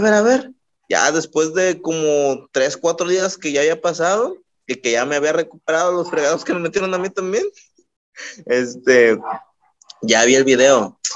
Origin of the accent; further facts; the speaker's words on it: Ixtlahuacán, Colima, Mexico; Soy de un pueblito que se llama Ixlahuacán